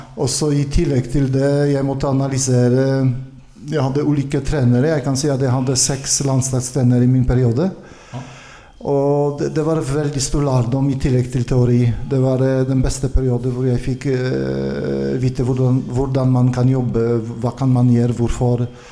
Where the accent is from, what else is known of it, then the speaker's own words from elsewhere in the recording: Konin, Greater Poland, Poland; Swedish is a second language; moved away as an adult; also born or lived in Gdansk, Poland; now in Norway; jag kommer från, från Polen och jag började i, i fäktundervisning i en by som är väldigt känd med sabelfäktning nu, Konin.